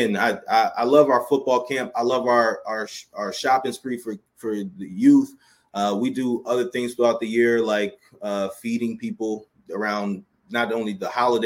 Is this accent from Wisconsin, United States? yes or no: no; Baltimore, Maryland, United States; We're in Baltimore, Maryland, which is my hometown